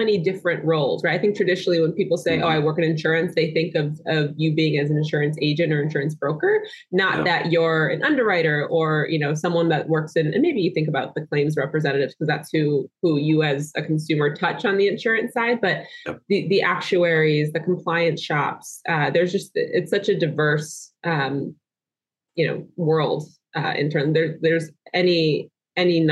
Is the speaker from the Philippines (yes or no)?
no; Hartford County, Connecticut, United States; I am born and raised Hartford County, Connecticut